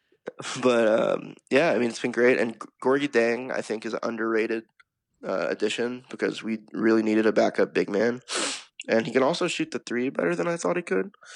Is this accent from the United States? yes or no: yes; Memphis, Tennessee, United States; now in Nashville, United States; we're from Memphis